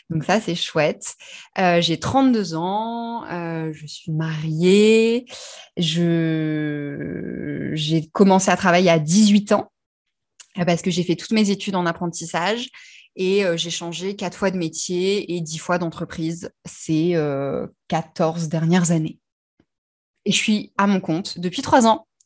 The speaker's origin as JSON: {"language": "French", "region": "Brittany", "country": "France", "said": "alors d'où je viens, disons de Bretagne. je suis fille de marin, donc j'ai beaucoup beaucoup déménagé et j'ai choisi que j'étais bretonne."}